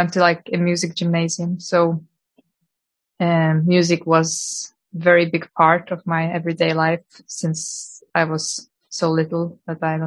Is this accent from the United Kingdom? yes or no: no; Lithuania; also born or lived in Norway; now in Oslo, Norway; I'm originally from Lithuania, but I've been living in Norway since 2010